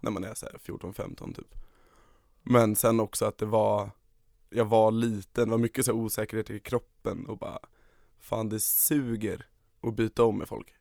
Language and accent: Swedish; Stockholm, Stockholm County, Sweden; Och det är precis där jag växte upp. Det är en lägenhet som ligger precis ovanför skateparken